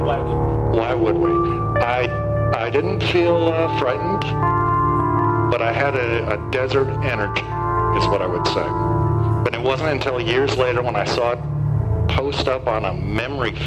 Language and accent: English; Great Plains, United States; I'm from the Great Plains. I am a northerner, a Yankee.